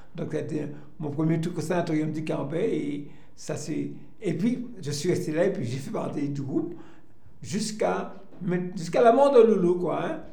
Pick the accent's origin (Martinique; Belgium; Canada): Martinique; Fort-de-France; Je suis né à Fort-de-France et j'ai habité pendant toute mon enfance à Crozanville quartier Crosanville